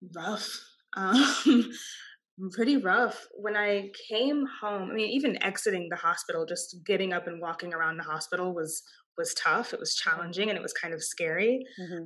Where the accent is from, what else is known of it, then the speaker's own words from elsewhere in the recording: Austin, Texas, United States; I am a Texan. I was born and raised in Austin, Texas